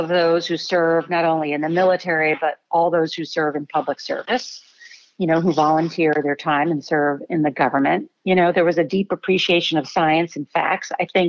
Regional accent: San Antonio, Texas, United States; also born or lived in Seoul, South Korea; And I grew up mostly in San Antonio. I was able to do most of elementary, middle, and high school in San Antonio.

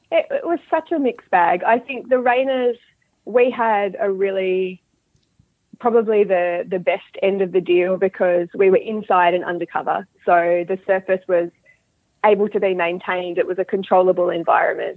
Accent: Australia; moved away as an adult; now in Dunedin, New Zealand; I'm originally from Australia, so um, I'm an Australian living in New Zealand, and I grew up breeding and riding horses in Australia.

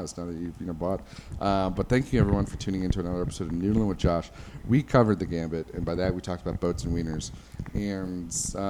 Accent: Detroit, Michigan, United States

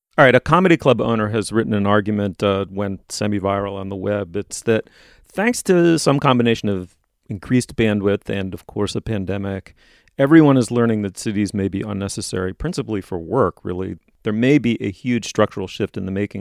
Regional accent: New York City, New York, United States; I grew up in New York in the nineteen seventies

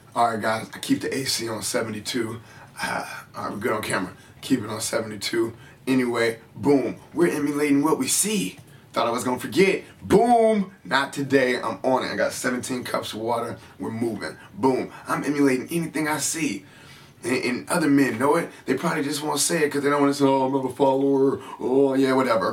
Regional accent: San Francisco, California, United States; I grew up in San Francisco

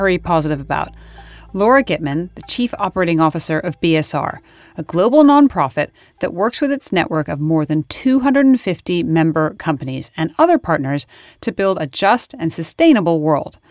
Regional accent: California, United States; my home state of California

